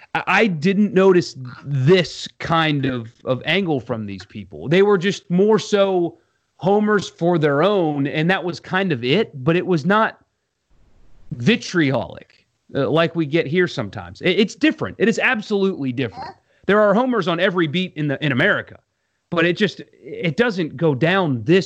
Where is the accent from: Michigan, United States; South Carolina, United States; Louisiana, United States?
South Carolina, United States; moved away; I grew up in South Carolina.